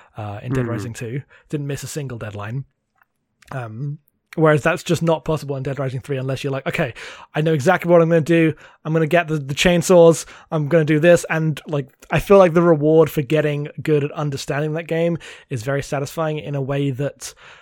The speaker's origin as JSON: {"language": "English", "country": "United Kingdom", "said": "I'm British."}